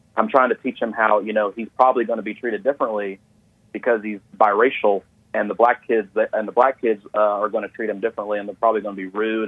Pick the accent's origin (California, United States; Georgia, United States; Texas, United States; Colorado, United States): Georgia, United States; Atlanta; also born or lived in Gwinnett County, Georgia; I was born in Atlanta, but I, I live in, uh, Gwinnett, Gwinnett County